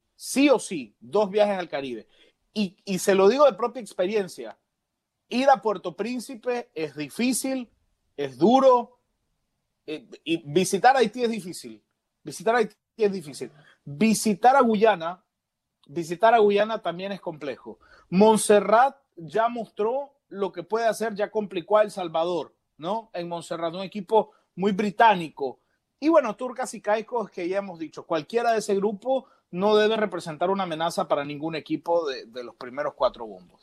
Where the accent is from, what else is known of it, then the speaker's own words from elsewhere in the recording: Nicaragua; Se lo digo yo como nicaragüense que ama su selección